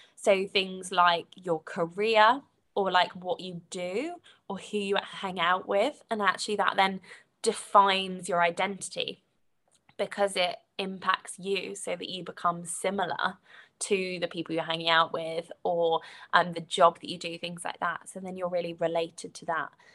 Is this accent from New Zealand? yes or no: no; United Kingdom; accent: British; so you can probably tell from my accent, so I, I'm, I'm British